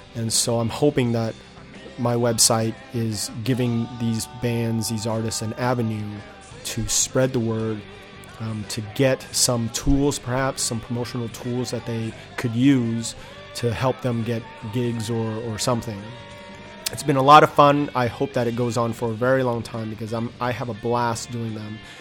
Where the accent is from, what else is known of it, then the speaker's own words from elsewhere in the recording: Inland Empire, Southern California, United States; also born or lived in Detroit, Michigan / San Diego, California / Nashville, Tennessee; I grew up in Southern California. I was born in Detroit, but I don't remember anything about it. Um, so, I really consider myself a Southern California boy